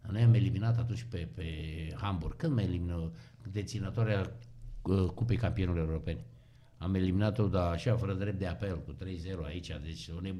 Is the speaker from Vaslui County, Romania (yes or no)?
no; Hunedoara, Hunedoara County, Romania; ce eveniment pentru noi care am venit din Hunedoara